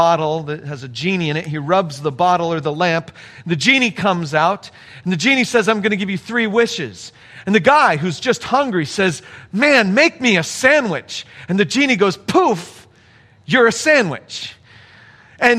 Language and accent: English; United States; us as American Christians